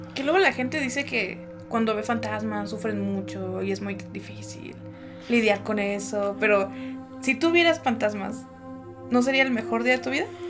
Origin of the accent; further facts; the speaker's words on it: Mexico; como buena familia mexicana y naca, pues íbamos a misa todos los domingos